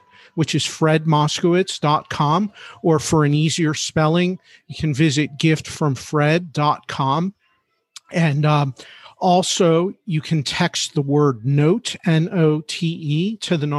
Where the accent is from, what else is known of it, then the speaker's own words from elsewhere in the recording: Philadelphia, Pennsylvania, United States; I'm a Philly guy, right? I'm from Philadelphia.